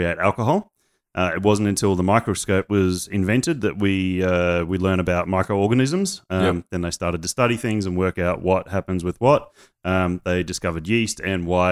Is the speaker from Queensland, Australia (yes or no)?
yes; Queensland, Australia; now in Sydney, Australia; I'm a Queenslander